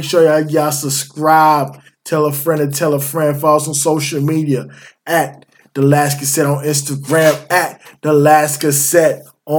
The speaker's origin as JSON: {"language": "English", "town": "Columbia", "region": "South Carolina", "country": "United States", "tie": "born or raised there", "said": "Columbia, my hometown"}